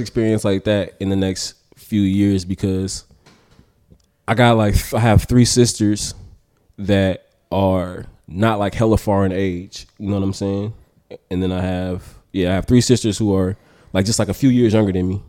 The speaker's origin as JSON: {"language": "English", "town": "Oakland", "region": "California", "country": "United States", "tie": "born or raised there", "said": "I'm from North Oakland, lived in North Oakland till I was fourteen, then I moved to the East"}